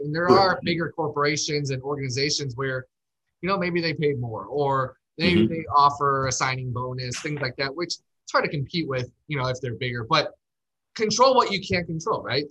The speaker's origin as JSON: {"language": "English", "town": "Chicago", "region": "Illinois", "country": "United States", "moved": "yes", "lives_now": "Scottsdale, United States", "said": "I'm from Chicago, but I live in Scottsdale"}